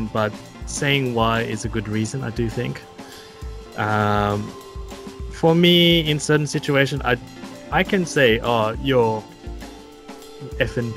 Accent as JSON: {"language": "English", "country": "Australia", "tie": "born or raised there", "moved": "yes", "lives_now": "Japan", "said": "growing up in Australia"}